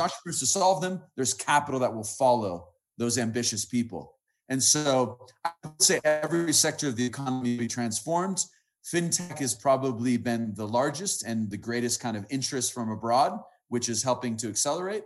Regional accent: United States; moved away; also born or lived in Colombia; I'm an American.

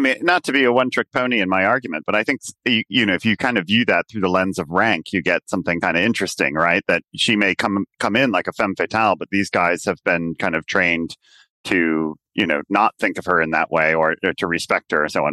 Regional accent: United States; moved away as an adult; now in London, United Kingdom; my sense of what being an American was

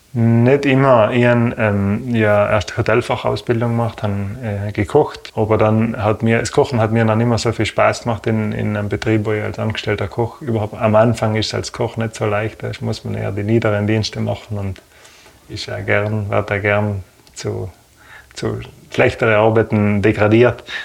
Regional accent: Brixen, Trentino-Alto Adige, Italy; Ich bin auf dem Hof geboren

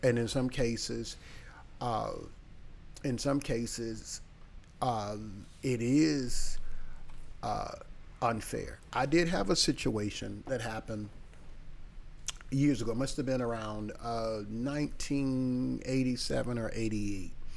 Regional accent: small town in North Carolina, United States; also born or lived in New York City, New York; now in Tampa, United States; we moved from New York City to a small town in North Carolina

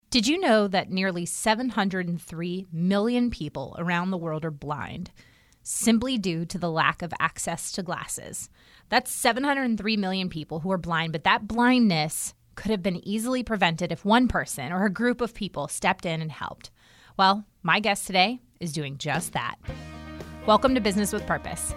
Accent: United States; I was born and raised in Redskins territory outside of Washington, D C

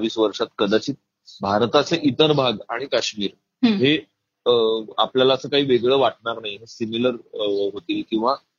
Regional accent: Maharashtra, India; मी महाराष्ट्रीयन आहे

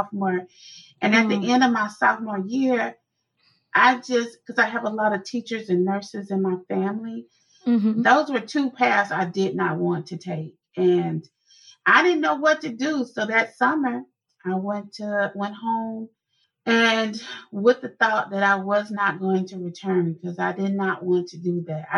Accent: Meridian, Mississippi, United States; we call it whoopings when I'm from Meridian, Mississippi

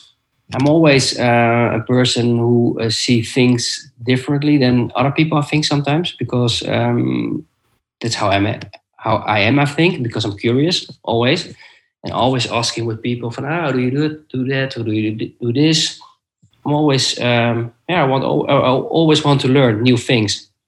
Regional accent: The Hague, South Holland, Netherlands; I live in The Hague and I worked in Amsterdam, and it's about 1.5 hour drive. So when my firstborn son was born, I was looking for a job nearby my hometown

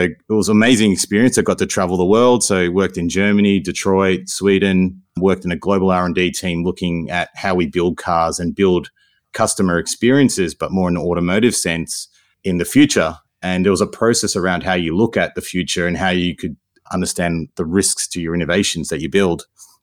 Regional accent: Melbourne, Victoria, Australia; like what I was growing up in Melbourne versus what my parents had grown up in, started a question for me around why.

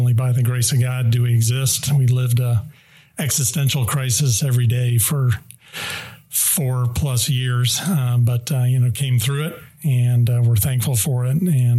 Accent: The Hague, South Holland, Netherlands; moved away; So 5 years growing up in The Hague in the Netherlands. So that was very impactful.

